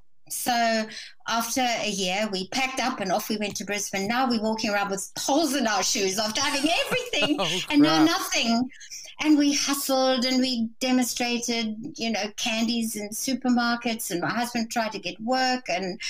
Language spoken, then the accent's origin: English; South Africa; born there; accent: hybrid accent; I was born in South Africa. Mm-hmm. I had a wonderful life in South Africa, built a very successful business in product sampling with my husband.